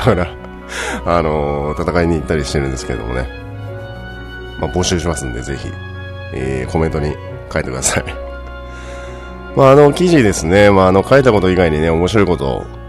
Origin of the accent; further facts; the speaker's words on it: Fukuoka, Japan; now in Tokyo, Japan; 私は出身が福岡の方なので